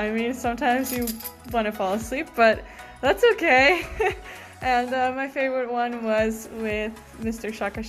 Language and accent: English; Iceland; I am from Iceland.